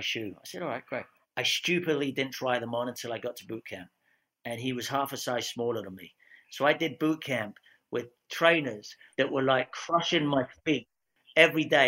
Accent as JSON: {"language": "English", "region": "Scotland", "country": "United Kingdom", "accent": "British", "said": "I'm a Scotsman with a dodgy English accent"}